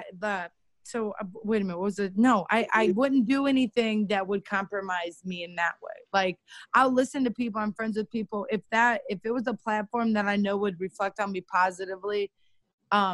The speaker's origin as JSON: {"language": "English", "town": "Cleveland", "region": "Ohio", "country": "United States", "tie": "born or raised there", "moved": "as an adult", "said": "I was in Cleveland from Ohio. I'd been there my whole, you know, life"}